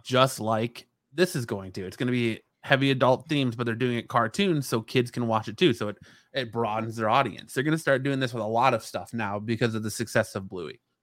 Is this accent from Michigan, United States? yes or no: yes; Michigan, United States; now in Phoenix, United States; the transplants we're getting from Michigan, like myself